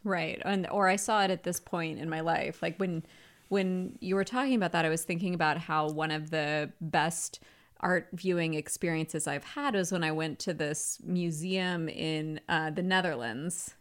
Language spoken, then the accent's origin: English; the South, United States; I grew up in the South